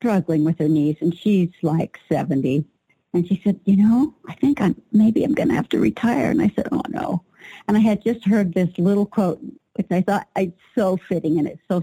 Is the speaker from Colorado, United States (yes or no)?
yes; Fort Collins, Colorado, United States; in Fort Collins in my hometown